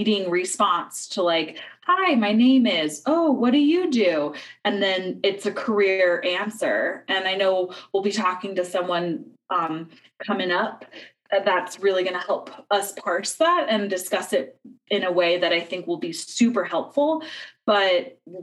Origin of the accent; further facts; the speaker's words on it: United States; as an American